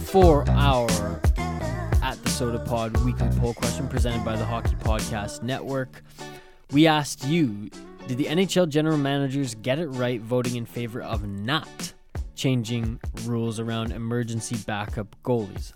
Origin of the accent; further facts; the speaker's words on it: Canada; also born or lived in West Coast; I'm a Canadian